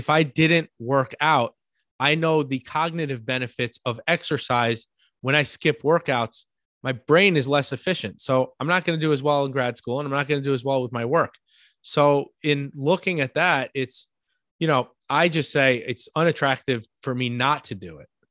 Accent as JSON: {"language": "English", "region": "New York", "country": "United States", "accent": "New York", "said": "my New York accent"}